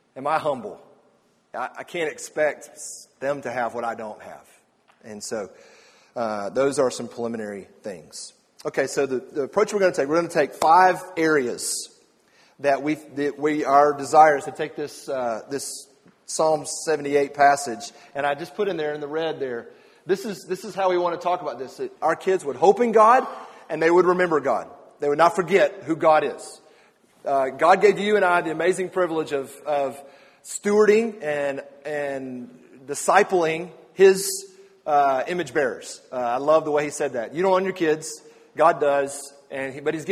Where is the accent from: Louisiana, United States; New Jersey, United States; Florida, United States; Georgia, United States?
Georgia, United States; Atlanta; I grew up in Atlanta